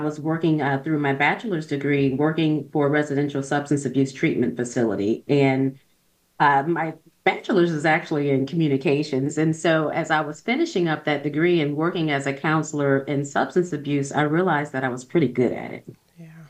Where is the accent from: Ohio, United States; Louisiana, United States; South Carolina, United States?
Ohio, United States; Toledo; I grew up poor. I grew up in Ohio, Toledo, Ohio.